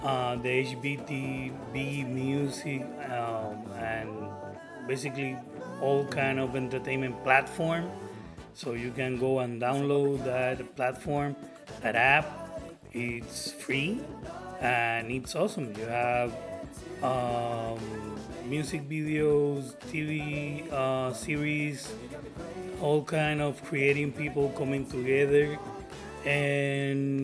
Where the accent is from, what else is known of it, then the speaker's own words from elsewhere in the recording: Puerto Rico; accent: Puerto Rican; my Puerto Rican accent